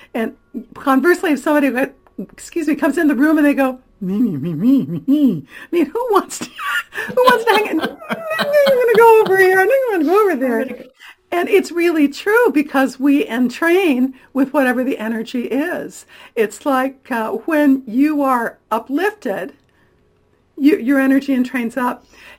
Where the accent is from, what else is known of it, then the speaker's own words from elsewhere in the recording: Florida, United States; born there; now in California, United States; Well, I've lived in a lot of places. I was born in Florida, my brother in Georgia, my sister in Ohio. We lived in Missouri and a long time in Michigan. But I've been in California since 1983, and I'm thrilled to call it my home